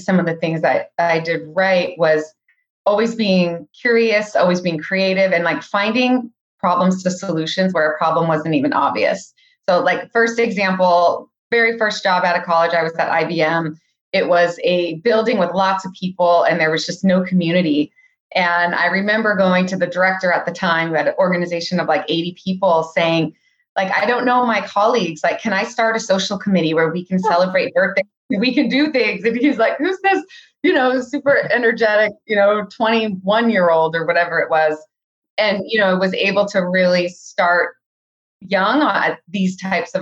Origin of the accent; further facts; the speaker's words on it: Silicon Valley, California, United States; I was born and raised in the Silicon Valley, which is fairly rare these days